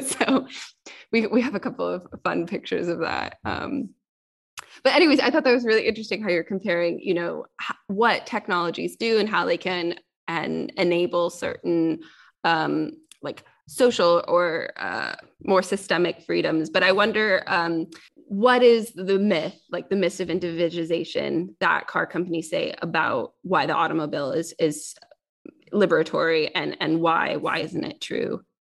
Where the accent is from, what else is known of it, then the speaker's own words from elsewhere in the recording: Silicon Valley, California, United States; moved away as an adult; now in United Kingdom; I'm from Silicon Valley